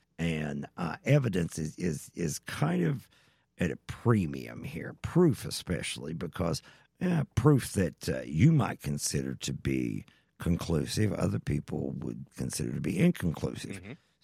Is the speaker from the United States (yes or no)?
yes; Eastern Kentucky, United States; I'm from Eastern Kentucky